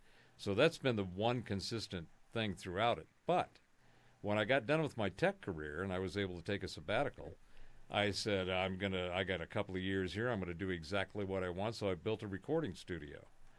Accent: California, United States; I was born in Southern California, so I was mm-hmm. in Southern California in the 70s

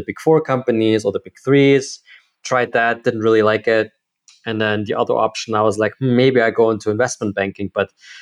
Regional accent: Germany; moved away as an adult; also born or lived in United States / Netherlands / Ireland; now in Barcelona, Spain; I grew up in Germany until I was 22, 23 years old.

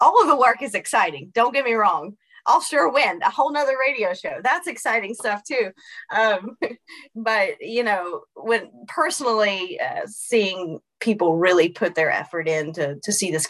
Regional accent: Raven, Virginia, United States; being from Southwest Virginia, being from a coal impacted community, I grew up in Raven, Virginia, which is on the border of Russell and Tazewell County.

